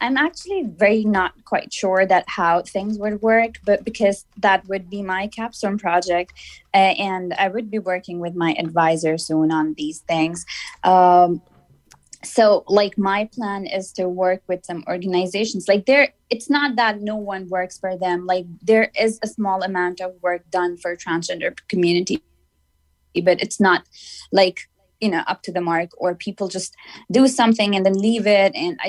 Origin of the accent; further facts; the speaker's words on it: Pakistan; English is a second language; I am from Pakistan and I studied comparative religions as my graduate program. And living in Pakistan, like, we don't have like different people from different religions, like, because it's a Muslim majority country